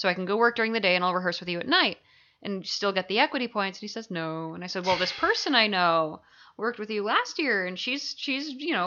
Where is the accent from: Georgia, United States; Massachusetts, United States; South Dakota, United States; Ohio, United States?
Massachusetts, United States; Concord; moved away; I lived in Concord, so I'd get a ride into Alewife and hang out at Harvard Square